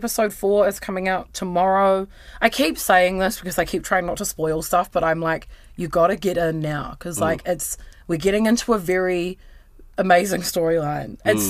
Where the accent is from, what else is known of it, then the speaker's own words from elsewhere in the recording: New Zealand; It's just part of being a New Zealander. I've got to make fun of Hamilton.